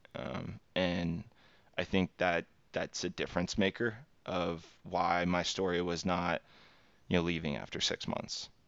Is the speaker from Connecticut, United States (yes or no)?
no; Texas, United States; born and raised in Texas, uh, U S, and then, um, have stayed here my entire life